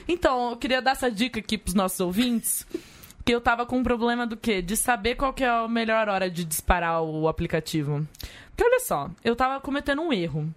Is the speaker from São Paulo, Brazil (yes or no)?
yes; Leme, São Paulo, Brazil; moved away; Leme, onde eu nasci